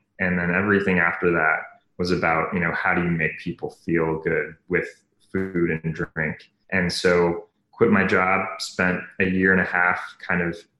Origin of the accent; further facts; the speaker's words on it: Bay Area, California, United States; also born or lived in New York; I grew up in the Bay Area. I was actually born in New York, but grew up kind of around the startup tech scene